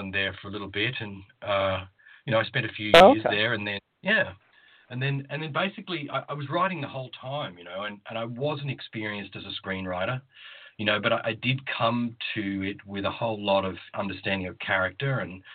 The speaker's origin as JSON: {"language": "English", "country": "Australia", "tie": "born or raised there", "also_born_or_lived": "Queensland, Australia", "moved": "as an adult", "lives_now": "United States", "said": "I'm originally from Australia, and grew up on the East Coast there, and spent a good deal of my childhood in regional Australia"}